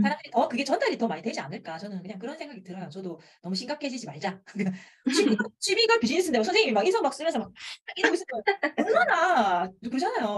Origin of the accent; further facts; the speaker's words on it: Busan, South Korea; accent: Busan dialect; 부산 사투리를 가르치고